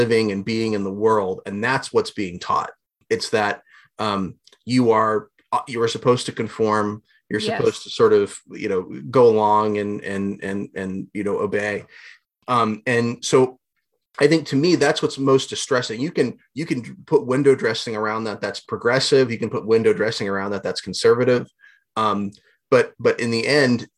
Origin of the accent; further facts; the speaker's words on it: Southwest Ohio, United States; I grew up in Southwest Ohio